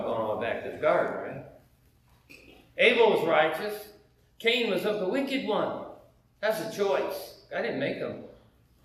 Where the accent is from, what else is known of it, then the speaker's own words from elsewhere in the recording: United States; I may be from the United States